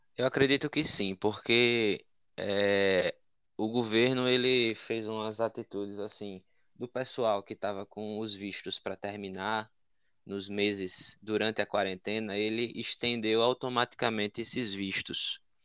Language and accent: Portuguese; Maceió, Alagoas, Brazil; moved away as an adult; now in Ireland; Eu sou de Maceió, minha cidade no Brasil é Maceió